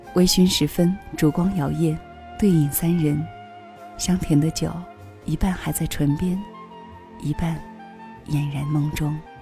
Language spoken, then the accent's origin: Chinese; China; 我们是中国人